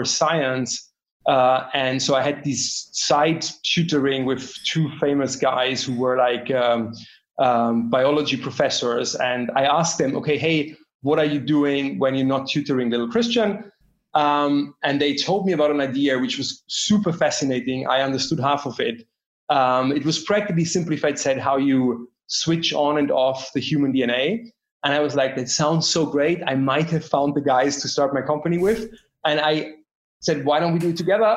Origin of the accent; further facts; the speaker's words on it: Bavaria, Germany; I grew up in Germany, to be precise, actually in Bavaria